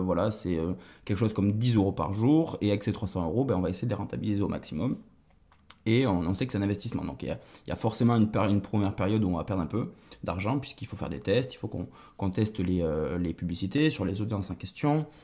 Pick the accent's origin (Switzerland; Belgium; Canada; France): France; Toulouse, Occitania; J'ai d'abord travaillé en agence de communication à Toulouse, puisque, je suis toulousain.